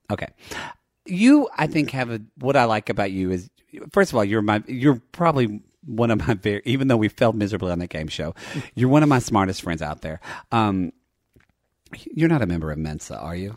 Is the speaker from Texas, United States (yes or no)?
yes; Dallas, Texas, United States; moved away; I grew up in Dallas